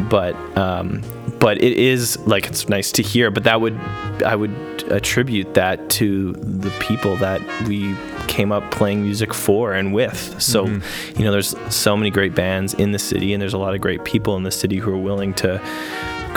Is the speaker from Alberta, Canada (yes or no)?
yes; Edmonton, Alberta, Canada; I've never really felt a need to like run from Edmonton. I always enjoy coming home. You know, my family's here.